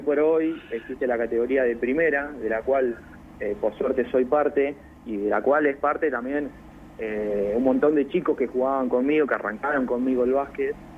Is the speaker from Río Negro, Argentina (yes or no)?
no; Castelli, Buenos Aires, Argentina; now in La Plata, Argentina; somos todos de Castelli, hay, el bajista Cristian y yo vivimos en La Plata